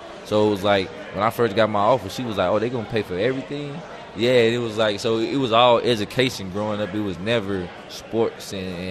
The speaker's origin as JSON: {"language": "English", "town": "Horn Lake", "region": "Mississippi", "country": "United States", "said": "I mean, I'm from Horn Lake, Mississippi. My school, we didn't have too many guys or any guys going big power 5 D1."}